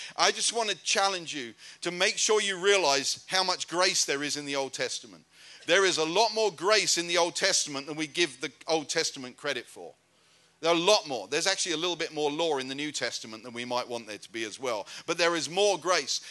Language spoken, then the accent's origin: English; United Kingdom; moved away; I'm a British European and I moved back to Europe